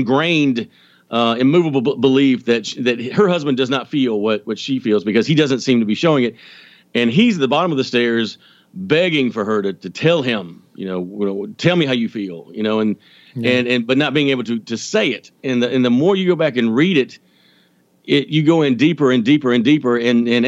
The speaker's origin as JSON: {"language": "English", "region": "Georgia", "country": "United States", "said": "I'm from Georgia. I'm not that Southern"}